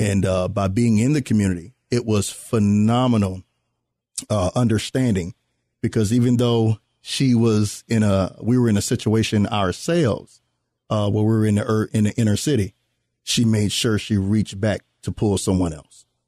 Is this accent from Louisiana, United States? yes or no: yes; New Orleans, Louisiana, United States; those of us that are from New Orleans